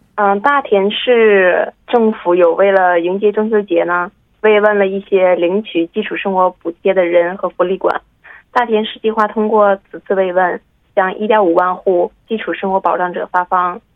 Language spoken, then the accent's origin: Chinese; China; now in Daejeon, South Korea; 我们这边也有一些中国的商店嘛，那我中国人就可以去那里去买一些东西